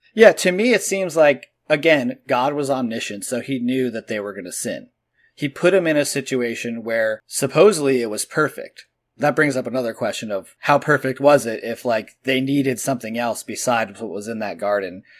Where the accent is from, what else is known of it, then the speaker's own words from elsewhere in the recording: Edison, New Jersey, United States; But I was born in Edison, New Jersey, which granted is kind of like the armpit of the country anyway, but still, there's a lot of Christians there.